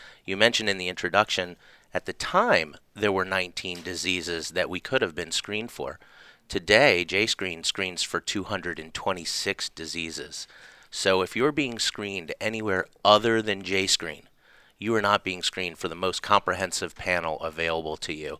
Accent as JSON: {"language": "English", "town": "Charleston", "region": "South Carolina", "country": "United States", "tie": "born or raised there", "also_born_or_lived": "Atlanta, United States", "said": "Grew up in Charleston, South Carolina."}